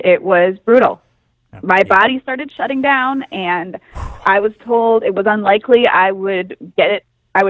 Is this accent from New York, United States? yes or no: yes; Queens, New York, United States; Yes. I'm from Queens.